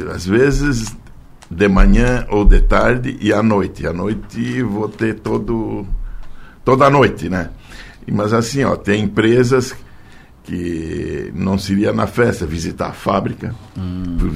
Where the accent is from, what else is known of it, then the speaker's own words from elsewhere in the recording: Orleans, Santa Catarina, Brazil; born there; now in Forquilinha, Brazil; Nasci em Orleans, mas já estou há 42 anos em Forquilinha.